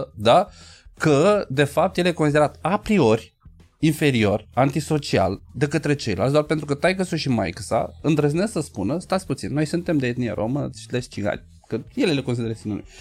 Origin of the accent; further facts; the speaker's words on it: Bucharest, Romania; noi bucureștenii